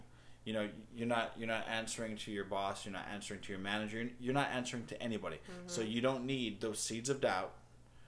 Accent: Hawaii, United States; I come from Hawaii, a small country town up in the mountains

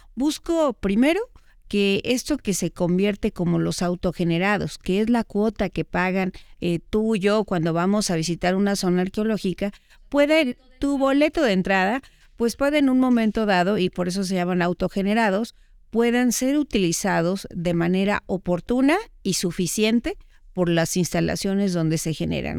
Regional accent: Mexico; me preocupan como mexicana

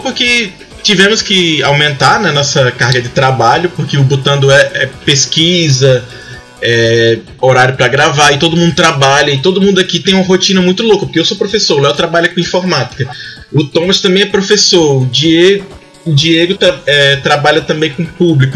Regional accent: Ceará, Brazil; eu sou do Ceará

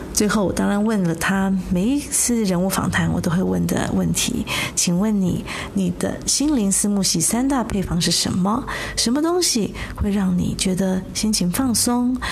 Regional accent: Taiwan; now in Germany; 让我们这些常驻德国的台湾人能够更认识我的家乡

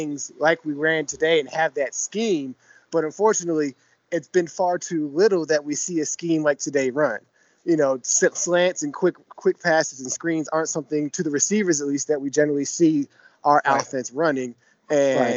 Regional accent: New Brunswick, New Jersey, United States; now in New Zealand; I'm originally from Jersey.

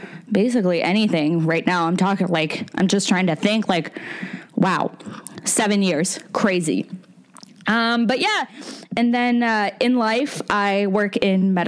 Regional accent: Fredericton, New Brunswick, Canada; also born or lived in Moncton, New Brunswick; So I'm originally from Fredericton, New Brunswick. It's the capital of the province. And I did all my schooling there.

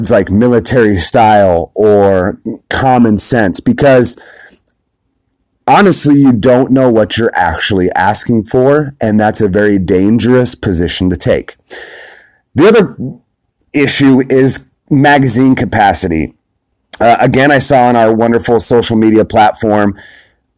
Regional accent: United States; as an American

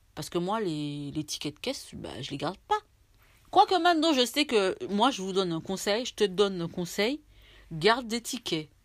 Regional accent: France; je suis française

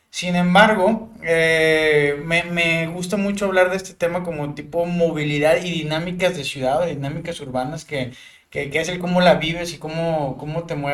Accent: Matamoros, Tamaulipas, Mexico; moved away as an adult; now in Monterrey, Mexico; soy graduado de la Universidad Autónoma de Nuevo León. Y soy originario de Matamoros, Tamaulipas, ciudad fronteriza.

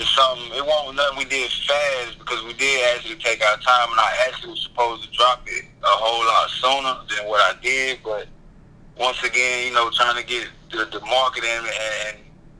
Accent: Wilson, North Carolina, United States; also born or lived in Goldsboro / LaGrange; I'm from Wilson, born in Wilson, raised in Wilson

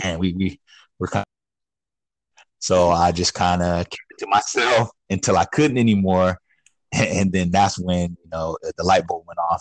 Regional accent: Sacramento, California, United States; Born and raised in Sacramento, California. Yeah, been here pretty much my whole life.

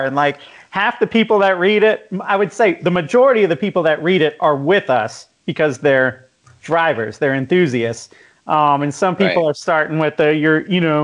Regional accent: Jacksonville, Florida, United States; we grew up in Jacksonville

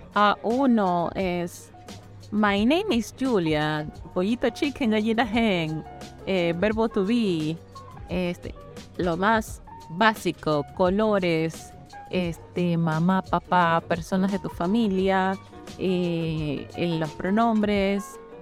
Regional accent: Ecuador

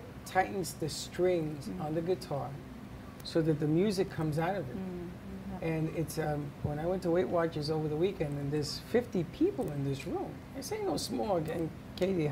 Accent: New York City, New York, United States; I grew up in the Bronx

